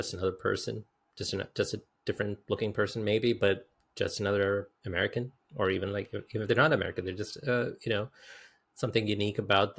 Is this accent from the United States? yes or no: no; India; And I had to explain that I'm Indian, and she got even more confused.